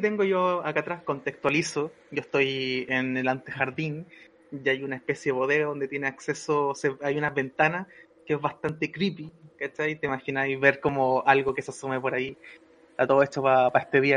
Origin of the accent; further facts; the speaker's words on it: Valparaíso, Chile; now in Santiago, Chile; yo soy de Valpo, soy porteño, pero también soy mapucino, las tengo todas. Pero yo me acuerdo cuando vivía en Valpo